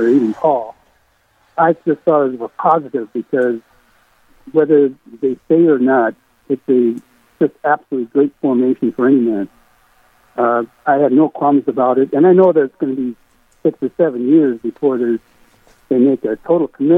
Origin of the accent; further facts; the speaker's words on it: New England, North Dakota, United States; I was born and raised in New England, North Dakota, third generation here